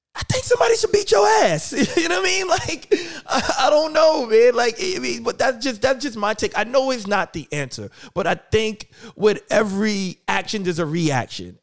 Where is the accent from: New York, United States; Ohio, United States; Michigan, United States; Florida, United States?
New York, United States; now in Philadelphia, United States; I'm originally from New York. I live in Philly now, um, hence seven P M in Philly. Um, but I, I grew up in New York